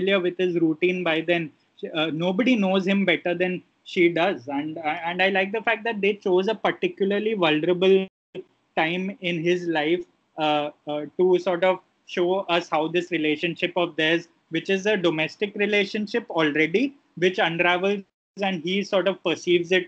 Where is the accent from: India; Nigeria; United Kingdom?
India; as Indian viewers, especially conditioned to a certain kind of life we live here